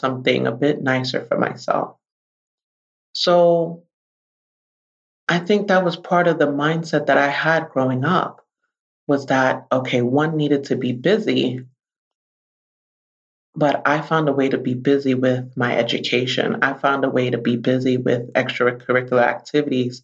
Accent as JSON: {"language": "English", "town": "New York City", "region": "New York", "country": "United States", "tie": "born or raised there", "said": "I am a native New Yorker. I grew up in the Bronx, New York."}